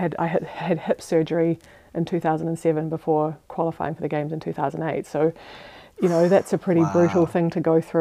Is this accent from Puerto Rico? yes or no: no; South Island, New Zealand; moved away as an adult; now in Switzerland; I grew up on a farm in New Zealand, which it's a little bit of a cliche, but as a Kiwi kid